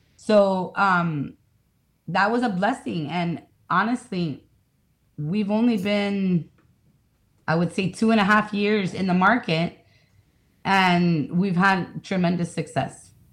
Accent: Miami, Florida, United States; I'm from Miami

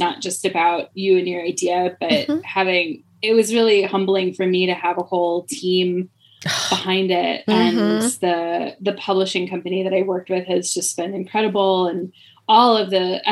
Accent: Midwest, United States; now in Philadelphia, United States; Originally born in the Midwest. I tell people that I was raised in the Midwest

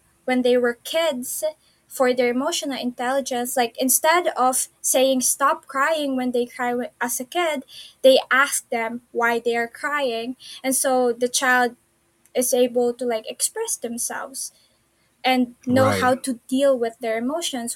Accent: Philippines; I grew up in the Philippines

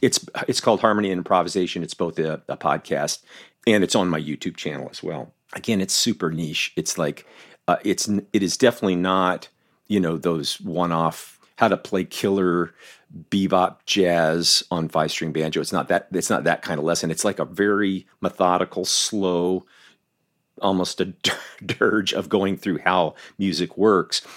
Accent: Southern Florida, United States; moved away as an adult; growing up in Southern Florida

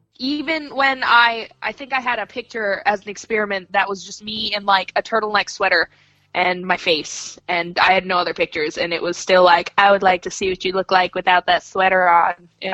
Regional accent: Maine, United States; moved away; also born or lived in Florida / New Jersey / Arkansas / London; I guess for the purposes of this podcast, I was from Maine. I've moved to Florida. I've lived in Jersey. I've lived in Arkansas. I've lived in London.

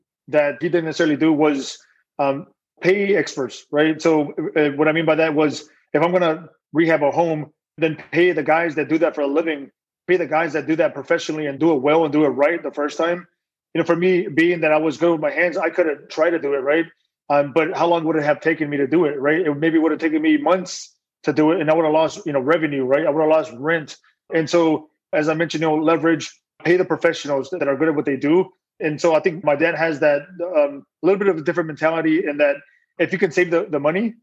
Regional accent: outside Houston, Texas, United States; I grew up in Texas, right? Just a little outside of Houston

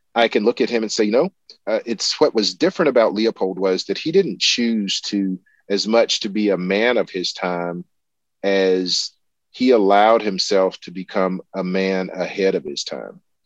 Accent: the American South, United States; as a Southerner

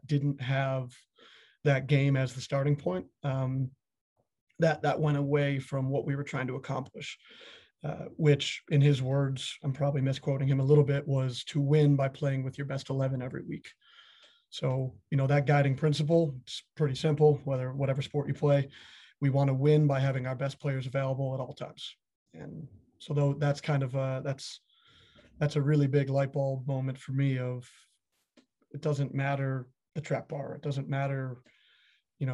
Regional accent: Buffalo, New York, United States; Buffalo, my hometown

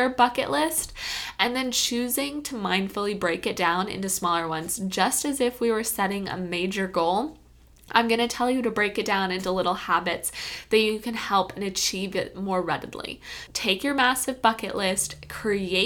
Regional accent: Kentucky, United States; I'm from Kentucky

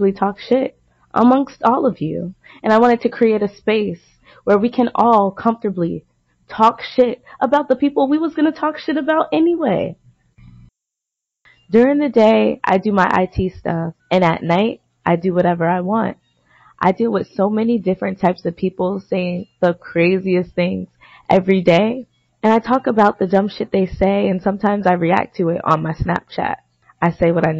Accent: Maplewood, New Jersey, United States; also born or lived in Newark, New Jersey; now in Washington, D.C., United States; I was born and raised in Jersey, born in Newark

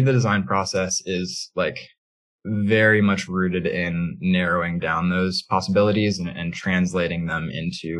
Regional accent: Midwest, United States; now in San Francisco, United States; I grew up in the Midwest, but I'm now a West Coast transplant

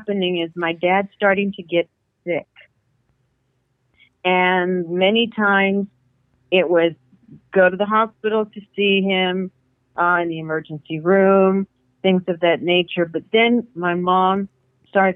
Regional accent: Corpus Christi, Texas, United States; born or raised there; moved away as an adult; now in The Woodlands, United States

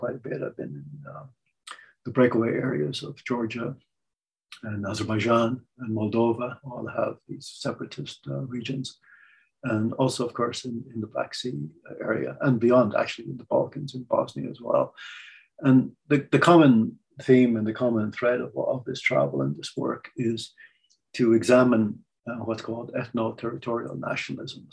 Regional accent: Ireland; I'm Irish

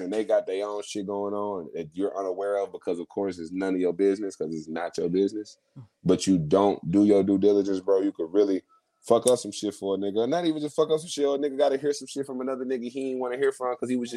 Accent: Dallas, Texas, United States; we come from Dallas and we got our own industry

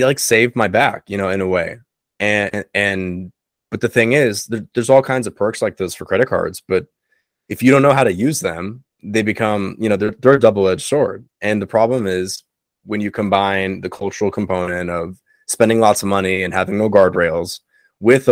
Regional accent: South Florida, United States; all the friends I have down here growing up in South Florida

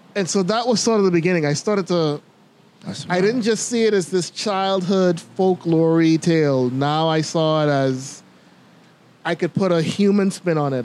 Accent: Bimini, Bahamas; now in Nassau, Bahamas; Growing up in Bimini

